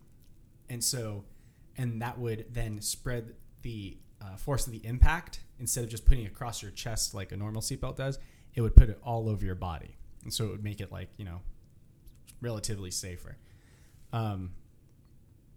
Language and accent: English; Half Moon Bay, California, United States; I'm from the Bay Area, Half Moon Bay, very foggy